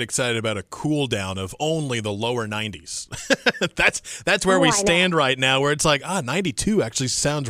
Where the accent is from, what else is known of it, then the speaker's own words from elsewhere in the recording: Midwest, United States; now in North Carolina, United States; I grew up in the Midwest